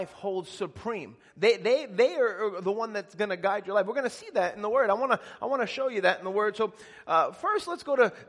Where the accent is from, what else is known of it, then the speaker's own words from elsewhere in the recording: Elmont, New York, United States; I grew up in Elmont, which is where the Belmont racetrack is